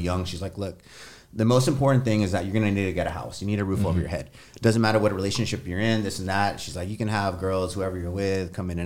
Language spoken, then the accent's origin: English; San Antonio, Texas, United States; I'm from San Antonio, man. Grew up on the west side in the hood.